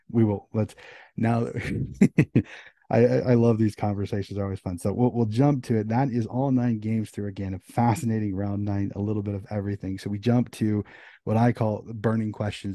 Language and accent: English; United States; As an American